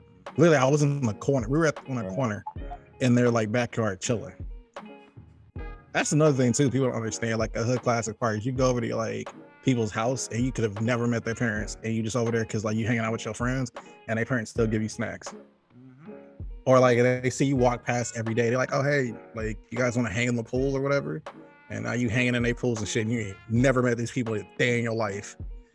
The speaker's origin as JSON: {"language": "English", "town": "Inglewood", "region": "California", "country": "United States", "tie": "born or raised there", "said": "the area I grew up in Inglewood"}